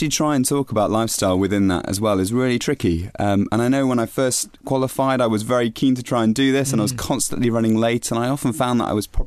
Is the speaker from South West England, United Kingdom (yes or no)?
yes; Bristol, South West England, United Kingdom; now in Bath, United Kingdom; I grew up in Bristol, so in Bristol. Exactly. I'm kind of Bristol, really.